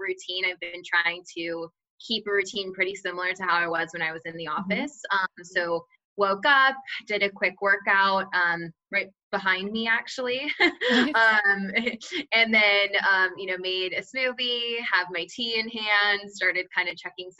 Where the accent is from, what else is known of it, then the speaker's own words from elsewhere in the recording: Redmond, Washington, United States; moved away as an adult; also born or lived in Seattle, United States; now in San Francisco, United States; I'm from Seattle originally. I lived in Redmond most of my life.